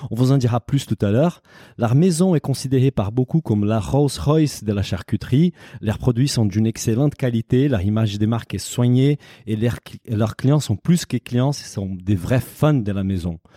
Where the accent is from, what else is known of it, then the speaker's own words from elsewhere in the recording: Brazil; moved away; moi je suis brésilien